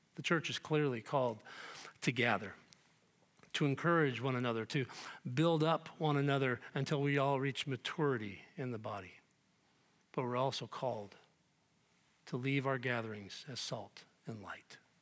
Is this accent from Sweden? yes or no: no; United States; We, as evangelical American Christians